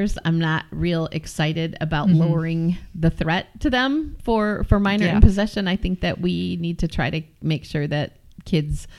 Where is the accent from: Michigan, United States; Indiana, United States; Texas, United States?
Michigan, United States; Pinckney; where I grew up around Pinckney, the Pinckney Recreation Area